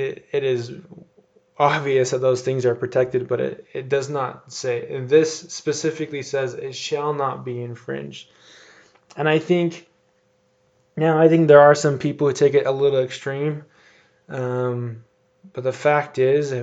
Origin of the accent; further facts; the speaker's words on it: United States; I love being an American.